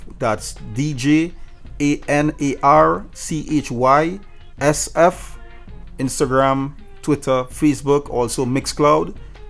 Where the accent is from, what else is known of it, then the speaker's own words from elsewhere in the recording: Trinidad & Tobago; moved away as an adult; now in United States; I left Trinidad, left my home country with just two suitcases of clothes and my Rain 56S mixer, man. Not knowing anybody out here in the States